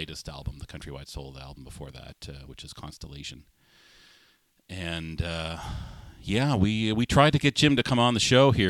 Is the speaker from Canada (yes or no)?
yes; Canada; I was born here, right?